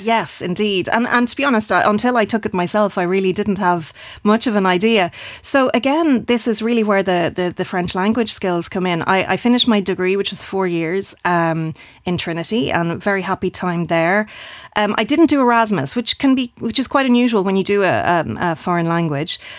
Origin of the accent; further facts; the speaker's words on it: Skerries, Leinster, Ireland; moved away as an adult; also born or lived in Paris / Dublin / Geneva; now in Luxembourg; I had a fantastic childhood growing up in Skerries